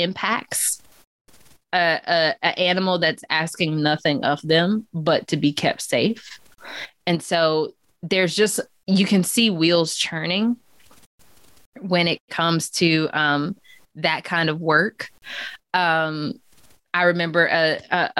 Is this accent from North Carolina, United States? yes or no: yes; Chapel Hill, North Carolina, United States; growing up in Chapel Hill, it was a very affluent area